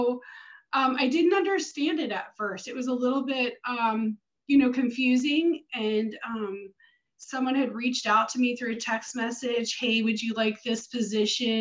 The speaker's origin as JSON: {"language": "English", "town": "Baltimore", "region": "Maryland", "country": "United States", "moved": "as an adult", "lives_now": "Florida, United States", "said": "So originally I'm from Maryland, from the Baltimore, Northern Baltimore area"}